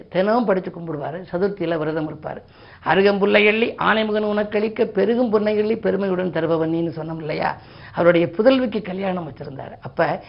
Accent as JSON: {"language": "Tamil", "town": "Keezhasevalpatti", "region": "Tamil Nadu", "country": "India", "tie": "born or raised there", "said": "என்னுடைய சொந்த ஊர் வந்து சிவகங்கை மாவட்டம் திருப்பத்தூருக்கு பக்கத்தில் இருக்கக்கூடிய கீழச்சுவல்பட்டி"}